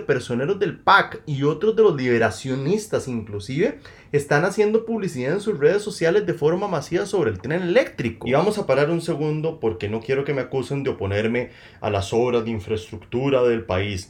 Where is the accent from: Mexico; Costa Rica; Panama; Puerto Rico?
Costa Rica; Yo vengo como un costarricense más